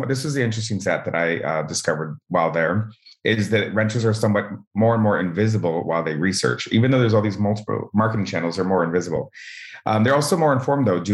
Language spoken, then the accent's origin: English; Southern California, United States; We're from Southern California